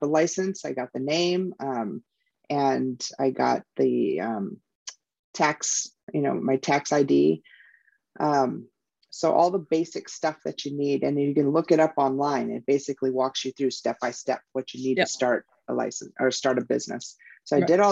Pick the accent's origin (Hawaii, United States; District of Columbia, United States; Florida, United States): Hawaii, United States; now in Tucson, Arizona, United States; I'm from Hawaii